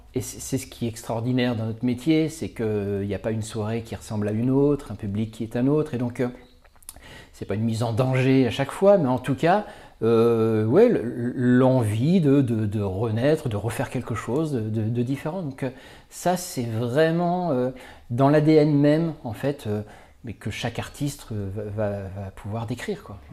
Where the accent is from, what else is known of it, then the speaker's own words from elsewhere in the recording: Vendée, Pays de la Loire, France; also born or lived in Paris; ma région d'origine qu'est la Vendée